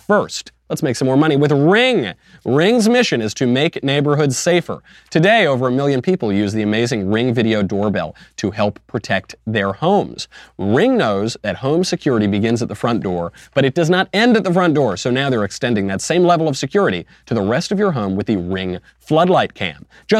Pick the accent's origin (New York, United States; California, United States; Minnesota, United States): New York, United States; Westchester County; It's a town in Westchester County. And coincidentally, it's the town right next to the town that I grew up in, except the town that she grew up in is much more homogenous, much less diverse, much more affluent than the town that I grew up in.